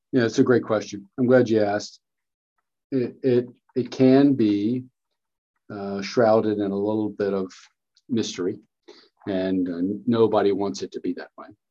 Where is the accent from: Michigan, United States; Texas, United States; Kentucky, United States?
Kentucky, United States; also born or lived in North Carolina; I'm from Kentucky, been in Kentucky basically the whole time